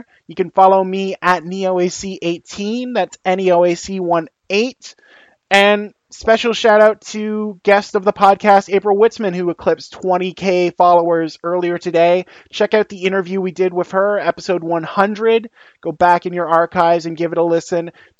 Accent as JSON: {"language": "English", "country": "Canada", "said": "And when I was growing up and getting into baseball, I think I talked about this previously on the podcast, but I went for the Blue Jays, obviously, because Canadian team."}